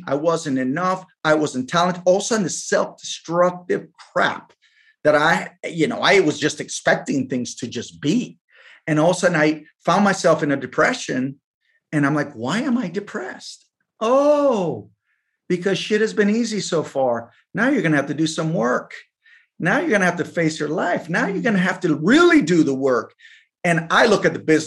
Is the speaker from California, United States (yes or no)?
yes; Davis, California, United States; English is a second language; also born or lived in Colombia; I was born in Davis, California. My parents are both Colombian, flew back. There's five of us, my brothers. We flew back to Colombia when I was 2. Came back to the States in 1982, didn't know how to speak English